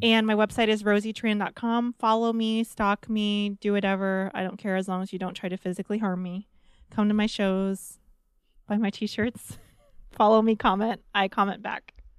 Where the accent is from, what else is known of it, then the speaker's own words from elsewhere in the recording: New Orleans, Louisiana, United States; I grew up in New Orleans